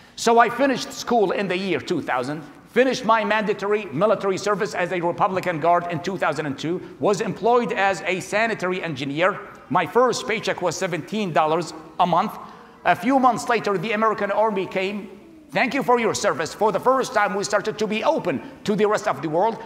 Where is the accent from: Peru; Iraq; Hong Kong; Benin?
Iraq; Baghdad, Baghdad Governorate; English is a second language; moved away as an adult; now in United States; I was born in January of 1979 in Baghdad, Iraq.